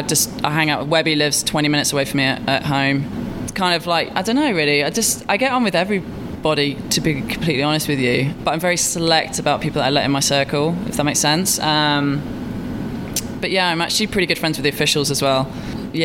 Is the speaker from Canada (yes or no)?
no; Derby, East Midlands, United Kingdom; I'm from Derby